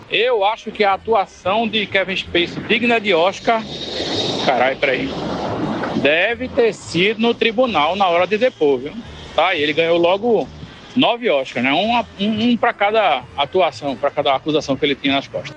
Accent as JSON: {"language": "Portuguese", "town": "Recife", "region": "Pernambuco", "country": "Brazil", "tie": "born or raised there", "said": "eu passei a vida inteira aqui em Recife"}